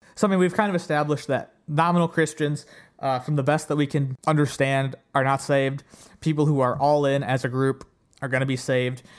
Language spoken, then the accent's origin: English; Ohio, United States; I'm from Ohio